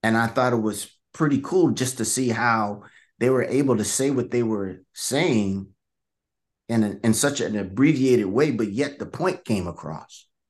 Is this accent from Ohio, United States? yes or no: no; Vallejo, California, United States; I grew up in, uh, some of you guys might may have heard of Vallejo, California